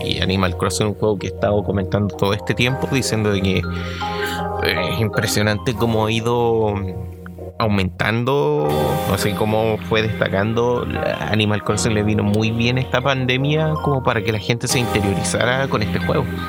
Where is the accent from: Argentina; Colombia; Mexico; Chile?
Chile; para nosotros como chilenos